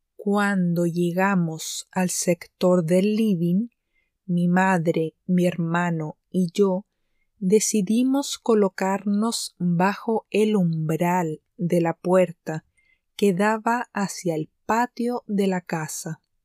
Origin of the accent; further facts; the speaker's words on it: Chile; Esto de ser chilena